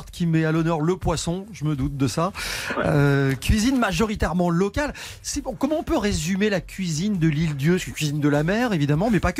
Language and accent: French; Charleroi, Wallonia, Belgium; Je suis né à Charleroi comme vous